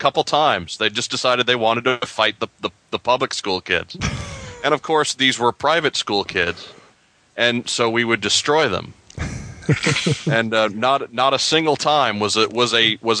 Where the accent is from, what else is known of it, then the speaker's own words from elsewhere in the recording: New York, United States; I grew up in New York